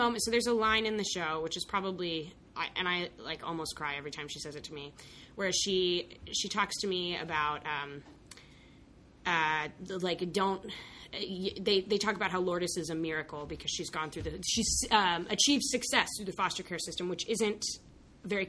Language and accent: English; Santa Fe, New Mexico, United States; born or raised there; moved away